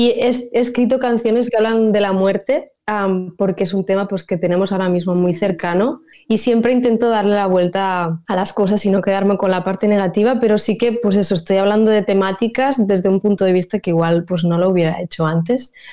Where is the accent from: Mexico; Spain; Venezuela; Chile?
Spain; first language Catalan; Spanish is a second language; además porque era en catalán y, es mi lengua materna y al final em, donde hago conciertos básicamente es en Cataluña